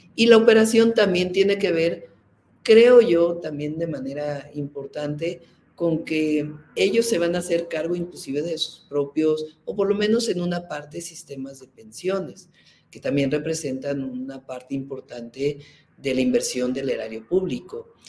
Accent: Mexico City, Mexico; Yo soy científica, nací en la Ciudad de México

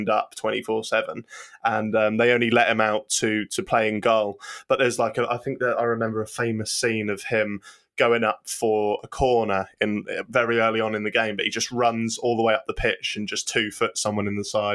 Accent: Norwich, East of England, United Kingdom; I'm from Norwich, which is next to a little coastal town called Lowestoft

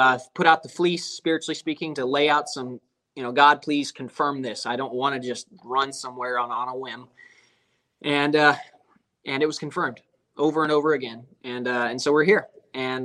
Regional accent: Lewistown, Montana, United States; moved away as an adult; also born or lived in Georgia; now in Atlanta area, Georgia, United States; I was born and raised in Montana.

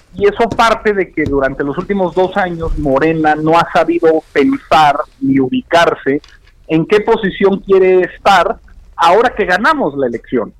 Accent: Torreón, Coahuila, Mexico; moved away; mi tierra, a Torreón, Coahuila

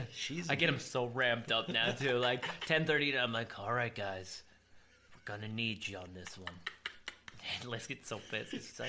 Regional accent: Rhinebeck, New York, United States; also born or lived in Florida; I grew up in Rhinebeck

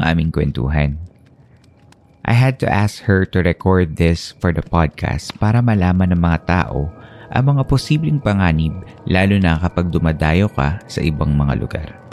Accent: Philippines; now in United States; my experiences as a Filipino immigrant in the United States

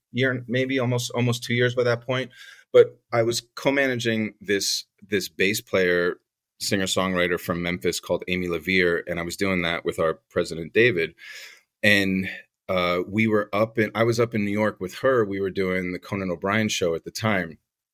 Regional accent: Poland; English is a second language; So my parents are European. I'm Polish. My parents are both Polish, but my father was born and raised in France, but it was just like a Polish family, just born and raised in France. I'm not French at all

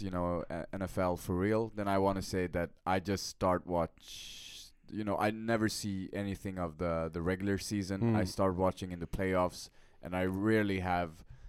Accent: Texas, United States; I'm from Texas.

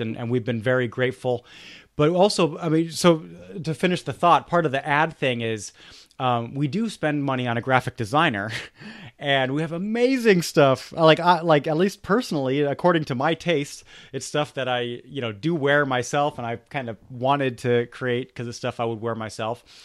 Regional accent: Germany; I grew up in Germany

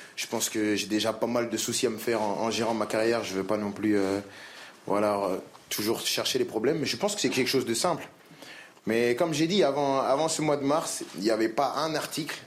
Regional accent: France; je suis français

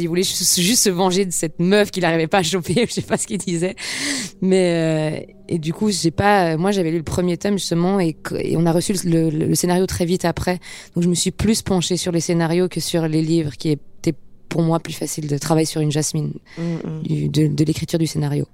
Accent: Geneva, Switzerland; moved away as an adult; now in Paris, France; ayant grandi à Genève

